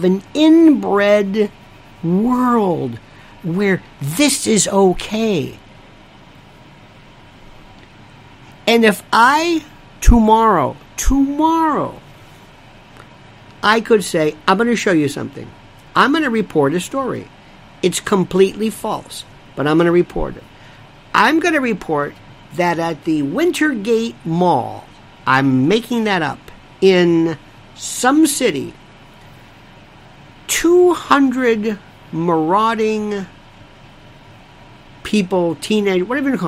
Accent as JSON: {"language": "English", "town": "Tampa", "region": "Florida", "country": "United States", "tie": "born or raised there", "said": "I was raised in Tomball. And my grandparents were cigar makers, or as they say in West, in Ybor City, cigar makers."}